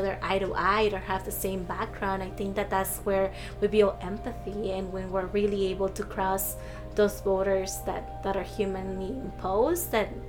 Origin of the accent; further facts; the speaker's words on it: Mesa, Arizona, United States; But in reality, I grew up in Mesa, Arizona, which is like 90% white.